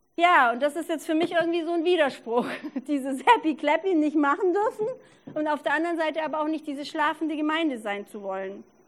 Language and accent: German; Allgäu, Bavaria, Germany; now in Regensburg, Germany; Ich war vergangene Woche im Allgäu, wo ich herkomme